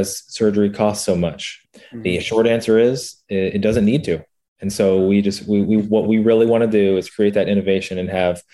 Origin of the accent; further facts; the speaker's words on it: Central Indiana, United States; I was born here in Central Indiana and grew up around here